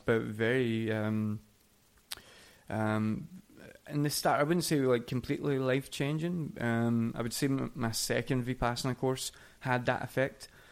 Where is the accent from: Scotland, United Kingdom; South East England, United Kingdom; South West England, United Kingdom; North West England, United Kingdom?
Scotland, United Kingdom; Coatbridge; moved away as an adult; now in Oslo, Norway; It's a little place outside of uh, of Glasgow called Coatbridge, where is where I grew